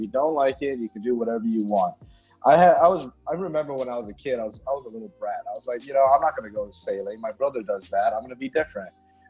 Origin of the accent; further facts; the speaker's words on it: Myanmar; I'm a local